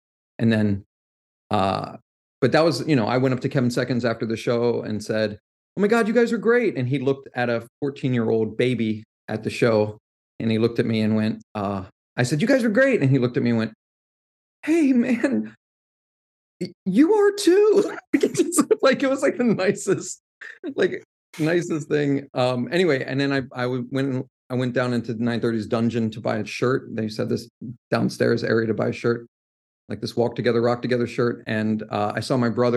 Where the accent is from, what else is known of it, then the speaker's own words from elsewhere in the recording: Washington, District of Columbia, United States; I grew up right outside Southeast DC